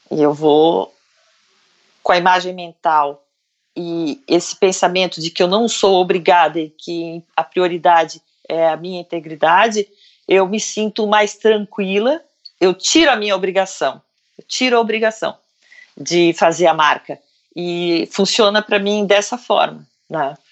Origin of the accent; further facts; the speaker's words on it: Brazil; Eu falei: do Brasil